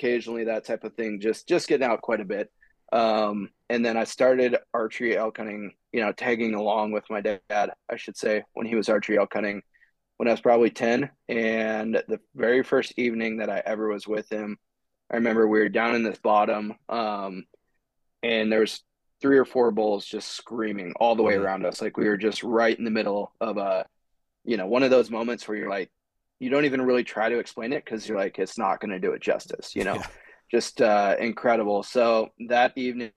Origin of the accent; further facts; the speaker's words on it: Glendive, Montana, United States; moved away; I grew up in eastern Montana, a small little town called Glendive.